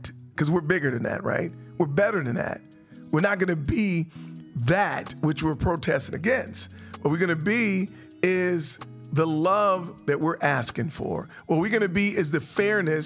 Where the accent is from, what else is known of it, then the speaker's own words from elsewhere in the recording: San Francisco, California, United States; now in North Carolina, United States; I'm from San Francisco